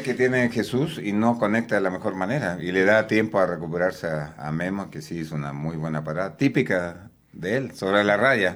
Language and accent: Spanish; Chile; moved away as an adult; also born or lived in Veracruz, Mexico; now in Puebla, Mexico; yo soy chileno de nacimiento.